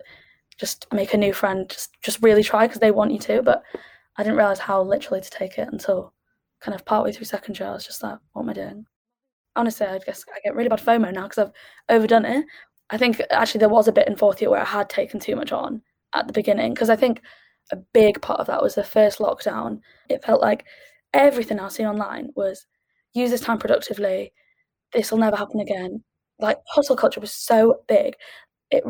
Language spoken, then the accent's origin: English; Sheffield, Yorkshire and the Humber, United Kingdom; moved away as an adult; also born or lived in Edinburgh; I'm from Sheffield